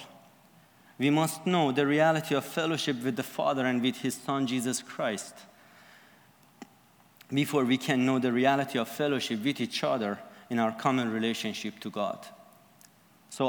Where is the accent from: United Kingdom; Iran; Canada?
Iran; I am from Iran